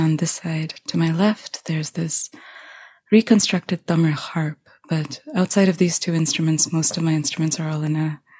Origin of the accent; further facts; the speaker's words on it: New York, United States; born there; I was born in New York. That is fact.